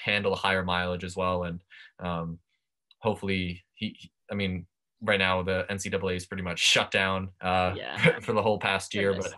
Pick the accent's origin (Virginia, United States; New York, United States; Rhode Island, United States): New York, United States; Long Island; growing up on Long Island